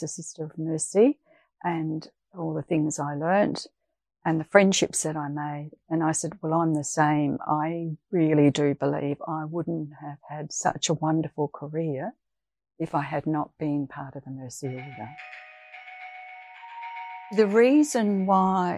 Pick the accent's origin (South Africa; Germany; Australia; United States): Australia; Dulwich, South Australia; moved away as an adult; now in Perth, Australia; originally I was born in Dulwich in South Australia, and I moved over to Perth in 1983